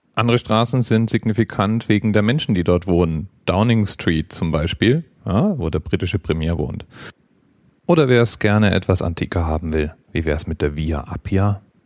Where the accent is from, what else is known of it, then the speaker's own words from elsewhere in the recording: Germany; als Deutscher